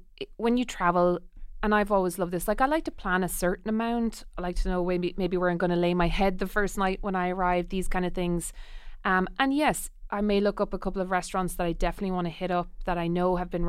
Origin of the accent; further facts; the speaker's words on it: Ireland; I'm a member of the Irish Food Writers Guild, and I mostly write on Irish food because it's what I've always lived here. I've grown up here